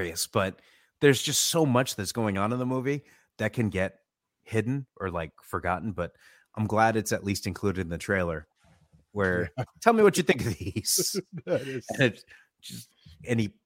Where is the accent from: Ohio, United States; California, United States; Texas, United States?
California, United States; Orange County; I was a teenager. Okay. Growing up in Orange County